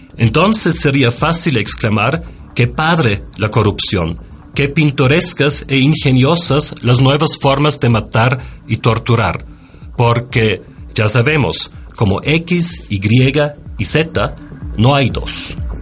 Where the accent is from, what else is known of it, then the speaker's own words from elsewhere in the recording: Austria; moved away as an adult; now in Mexico; Soy austríaco y desde 17 años vivo en México